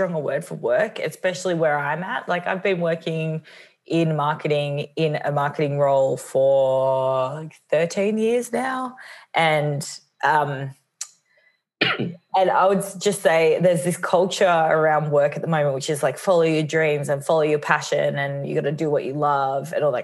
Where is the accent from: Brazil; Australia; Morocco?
Australia; moved away as an adult; also born or lived in New York, United States / Los Angeles, United States; I'm based in Melbourne, Australia for now. I am Australian, but I spent the last 9 years in New York